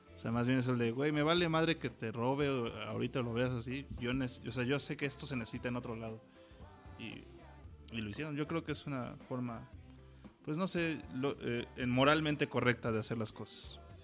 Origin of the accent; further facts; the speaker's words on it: Mexico; soy mexicano